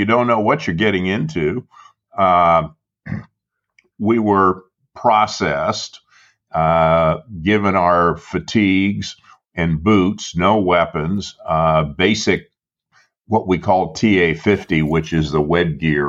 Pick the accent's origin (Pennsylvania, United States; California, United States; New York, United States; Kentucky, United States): California, United States; Southern; I grew up in Southern California.